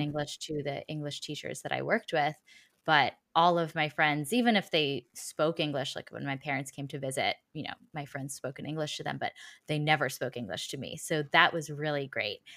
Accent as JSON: {"language": "English", "country": "United States", "accent": "American", "said": "I still had an American accent"}